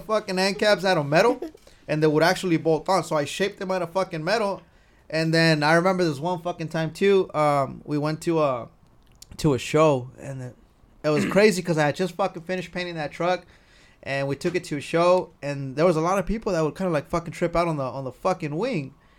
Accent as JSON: {"language": "English", "town": "Carpinteria", "region": "California", "country": "United States", "tie": "born or raised there", "said": "I grew up in Carpinteria."}